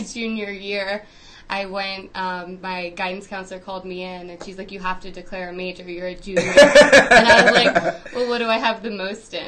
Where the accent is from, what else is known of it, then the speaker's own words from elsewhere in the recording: New Jersey, United States; now in Denver, United States; I grew up in New Jersey